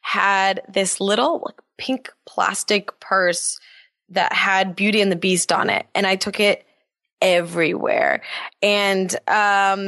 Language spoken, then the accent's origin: English; Los Angeles, California, United States; also born or lived in North Carolina; I am born and raised in Los Angeles